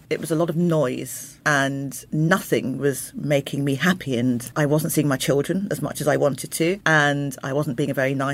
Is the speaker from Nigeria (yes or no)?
no; Croydon, London, United Kingdom; born there; I was born in Croydon, which is very multicultural, but we moved out and then further out and further out.